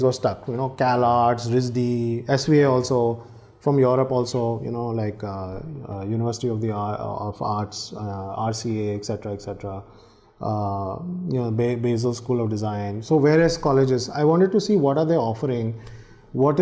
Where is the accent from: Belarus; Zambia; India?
India; New Delhi, Delhi; moved away as an adult; also born or lived in New York; I'm from India and eventually I'll go there